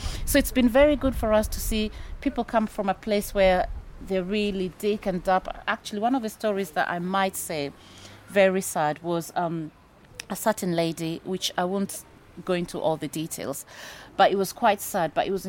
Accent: Kenya; moved away as an adult; now in United Kingdom; I came to the UK from Kenya in 2000, and there's a friend that actually lived in Southampton.

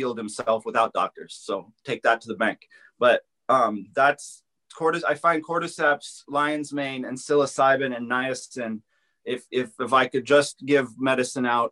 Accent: Los Angeles, California, United States; I grew up in the Los Angeles area

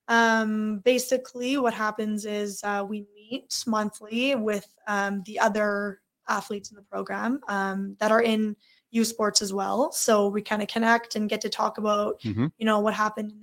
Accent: Manitoba, Canada; I am from Manitoba.

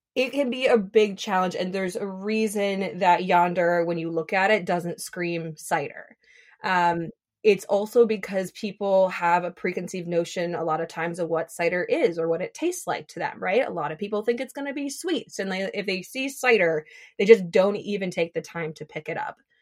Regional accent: Minnesota, United States; moved away as an adult; now in Seattle, United States; I'm from Minnesota, and so when I moved to Seattle

